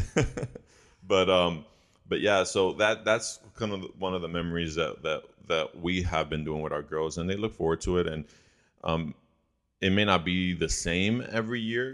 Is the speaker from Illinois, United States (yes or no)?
yes; Chicago, Illinois, United States; I didn't live or grow up in Puerto Rico, and so um, I grew up in Chicago